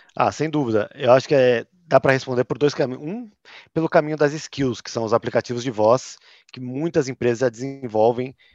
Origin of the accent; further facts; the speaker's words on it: São Paulo, Brazil; accent: paulistano; eu sou paulistano, tenho esse sotaque